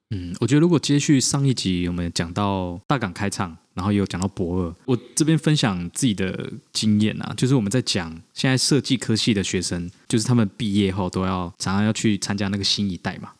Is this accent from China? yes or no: no; Kaohsiung, Taiwan; 我觉得就以高雄人，就是社会高雄人，真的经常会这样问自己说，诶，为什么要出外打拼？为什么不能留在家乡打拼？